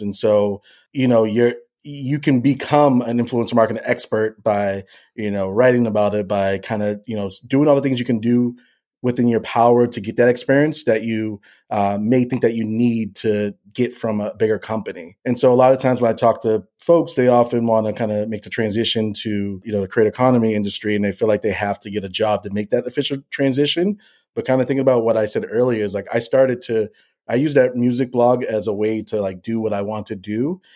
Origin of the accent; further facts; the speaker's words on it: Boston, Massachusetts, United States; I'm born and raised in Boston, Massachusetts